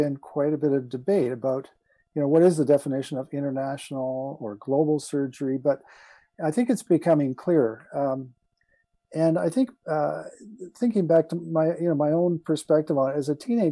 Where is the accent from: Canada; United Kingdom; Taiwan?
Canada; Hamilton, Ontario; moved away as an adult; also born or lived in Calgary; I grew up in Hamilton, and I was the oldest son of the first pediatric surgeon at McMaster.